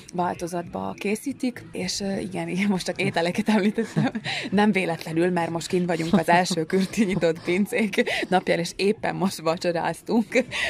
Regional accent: Strekov, Nitra Region, Slovakia; a szülőfalunkba

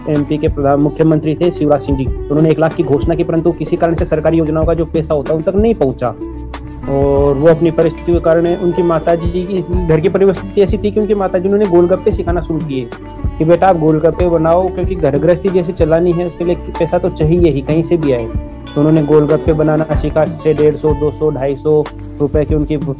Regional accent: Jaipur, Rajasthan, India; जयपुर राजस्थान का रहने वाला हूँ मैं

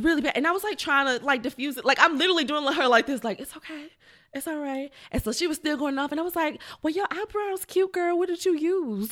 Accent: Fifth Ward, Texas, United States; I'm from Fifth Ward

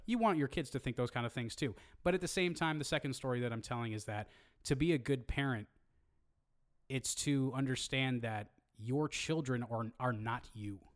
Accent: Hayward, California, United States; I grew up in Hayward

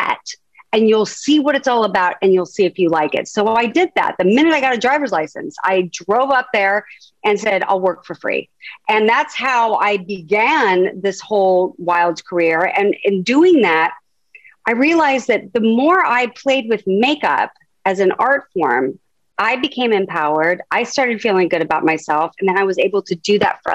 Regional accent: Huntington Beach, California, United States; I grew up in Southern California, in Huntington Beach, California

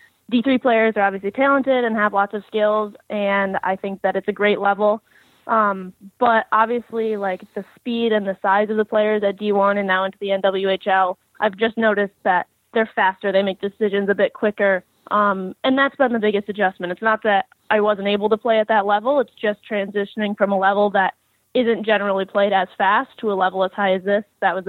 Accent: Rochester, New York, United States; I'm originally from Rochester, New York, and I started playing when I was about 3 years old. I've lived in Rochester my entire life

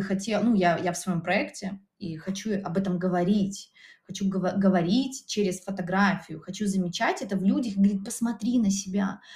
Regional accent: Minsk Region, Belarus; now in Minsk, Belarus; я сама родом из Минской области

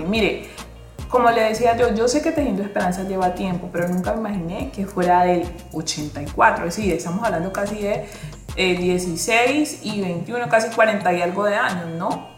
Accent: Buenaventura, Valle del Cauca, Colombia; soy una mujer, nací y criada en Buenaventura

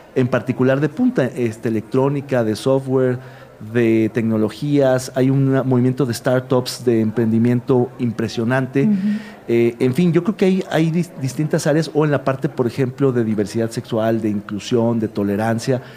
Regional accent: Guadalajara, Jalisco, Mexico; los que somos de Guadalajara

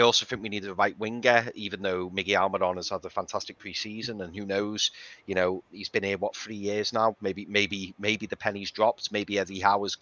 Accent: Liverpool, North West England, United Kingdom; I'm from Liverpool

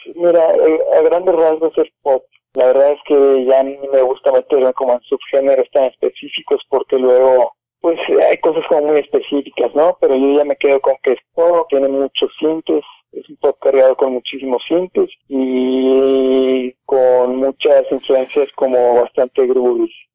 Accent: Mérida, Yucatán, Mexico; moved away as an adult; now in Mexico City, Mexico; nosotros somos originarios de Mérida

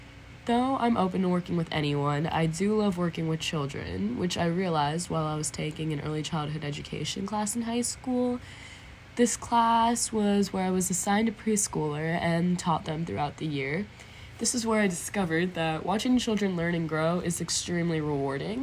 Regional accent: Northern Virginia, United States; also born or lived in Richmond, Virginia; I was born in Richmond, Virginia, and then moved to Northern Virginia when I was 5

